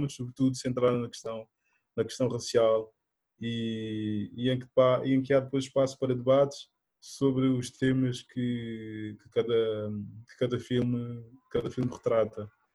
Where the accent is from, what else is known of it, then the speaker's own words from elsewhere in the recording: Portugal; also born or lived in Guinea-Bissau; sou natural da Guiné-Bissau, um, mas vivo, vivo cá em Portugal desde desde a minha infância, desde os meus oito anos